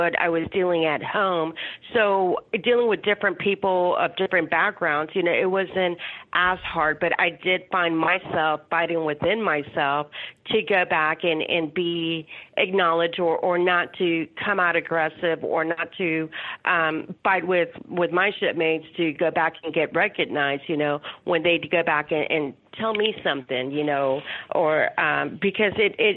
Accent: Laredo, Texas, United States; I'm originally from Laredo, Texas, which is the border town right by Mexico.

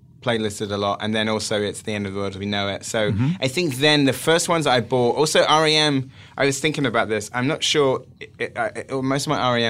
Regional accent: Wells, South West England, United Kingdom; born or raised there

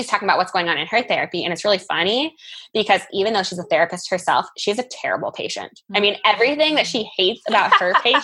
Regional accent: Iowa, United States; moved away as an adult; growing up in Iowa, going in state for school

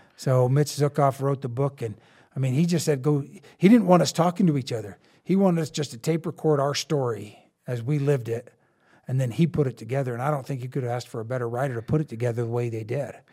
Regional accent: Eastern Colorado, United States; I grew up in Eastern Colorado.

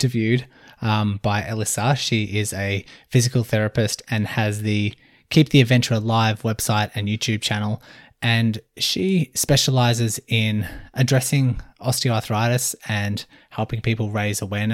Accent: Melbourne, Victoria, Australia; I'm from Melbourne, Australia.

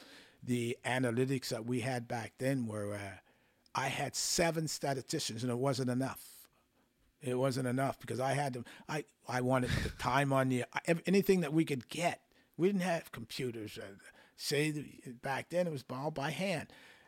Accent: the Maritimes, Canada; Now, we both know that we come from the Maritimes. We all know that, right?

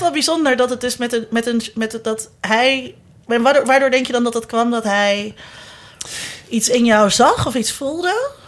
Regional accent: Zeist, Utrecht, Netherlands; moved away as an adult; also born or lived in Amsterdam; ik kwam uit Zeist en iedereen uit Zeist, die uit Zeist kwam, die werd ergens lid

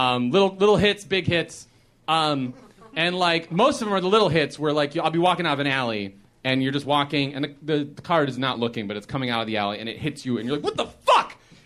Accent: Chicago, Illinois, United States; moved away as an adult; now in Los Angeles, United States; I grew up in Chicago. Spent my whole life in Chicago until 2 weeks ago.

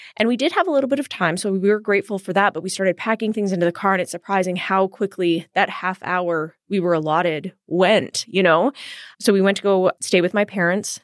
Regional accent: Edmonton, Alberta, Canada; I grew up in Edmonton

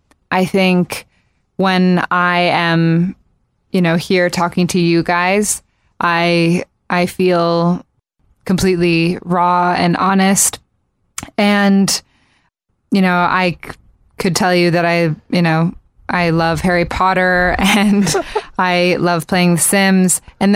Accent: Japan; So I grew up in Japan, and it was the thing to do was to go to karaoke bars, which at age 4 didn't seem weird to be going to a bar.

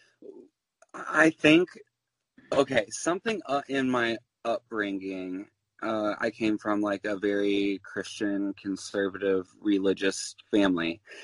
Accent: Louisville, Kentucky, United States; now in New York, United States; I'm from Louisville, Kentucky, and I loved the drag there so much

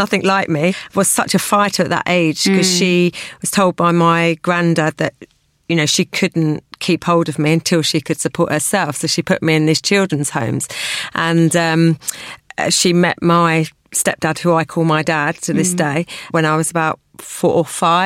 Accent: Kent, South East England, United Kingdom; I was born and bred in Kent

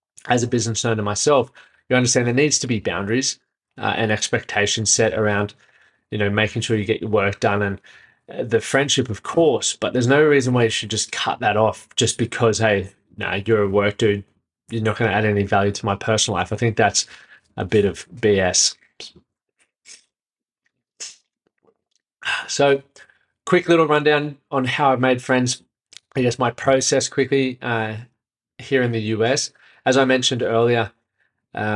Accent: Brisbane, Queensland, Australia; moved away as an adult; now in Nashville, United States; I'm from Brisbane, just moved to Nashville

